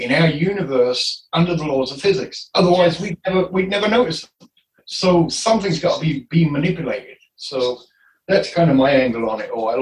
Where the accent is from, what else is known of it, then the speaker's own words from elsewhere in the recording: Enfield, London, United Kingdom; now in Iowa, United States; I come from Enfield in London, and I grew up in Enfield.